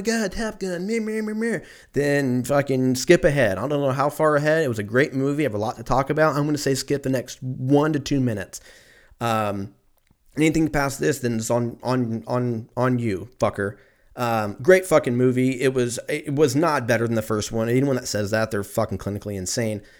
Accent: Lancaster, California, United States; I grew up in Lancaster

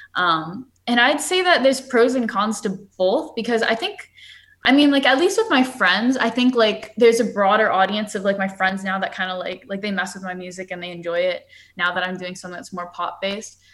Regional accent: Seattle, Washington, United States; also born or lived in New York; growing up in Seattle

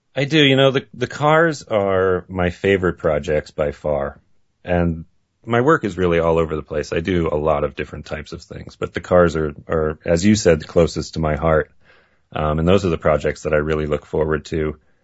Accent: Maine, United States; I grew up in Maine and grew up in a family that was a car family.

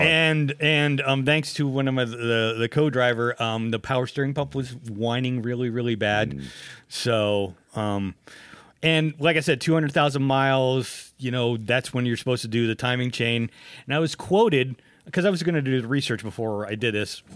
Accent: United States; also born or lived in Pennsylvania / Ohio; I'm from Pennsylvania and Ohio

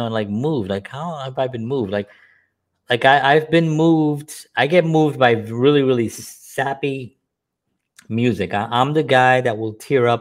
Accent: New York City, New York, United States; I'm growing up in the South Bronx

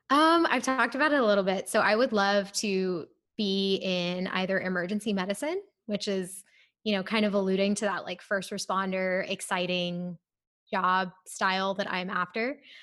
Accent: Ohio, United States; moved away as an adult; also born or lived in India / Waco, Texas; now in Houston, United States; I'm actually originally from Ohio, so my family lives there

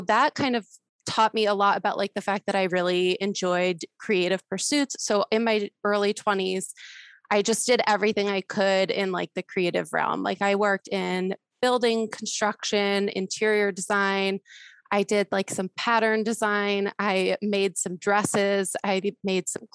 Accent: South Florida, United States; also born or lived in Denver / Tahoe; I'm originally from South Florida, which is where I live

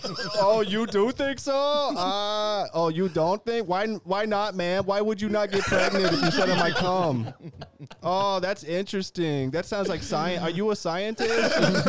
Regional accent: Munster, Ireland; now in Cork, Ireland; Kerry man living in Cork. Like, oh my gosh. You see, the boys were taking a piss out of me. They found out I'm from Kerry. North Kerry, no less.

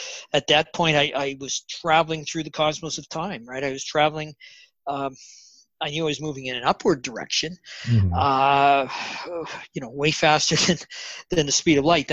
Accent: Canada; also born or lived in Bella Coola, British Columbia; I'm Canadian

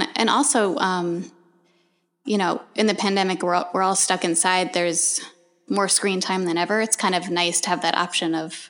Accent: Montville, New Jersey, United States; moved away; I'm from New Jersey. I grew up in Montville.

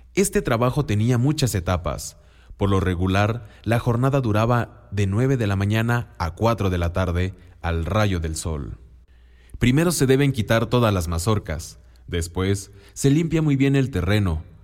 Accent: Oaxaca, Mexico; first language Mixtec; Spanish is a second language; moved away; Vengo del estado de Oaxaca y busco trabajo

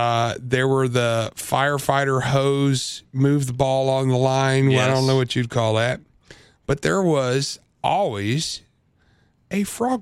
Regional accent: Illinois, United States; So, look, I grew up in Central Illinois.

